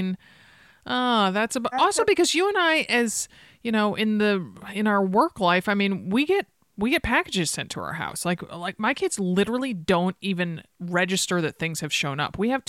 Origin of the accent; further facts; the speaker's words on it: Connecticut, United States; now in Portland, United States; you and I both grew up in kind of northern climates, if one can consider Connecticut northern